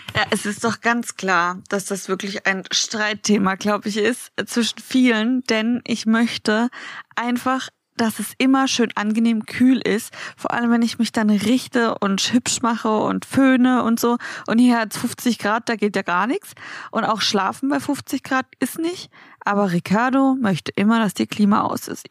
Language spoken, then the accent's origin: German; Baden-Baden, Baden-Württemberg, Germany; moved away; in Baden-Baden in meiner Heimat